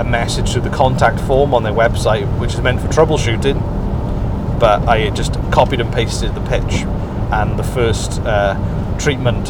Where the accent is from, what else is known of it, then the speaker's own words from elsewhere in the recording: Welsh, Wales, United Kingdom; I'm Welsh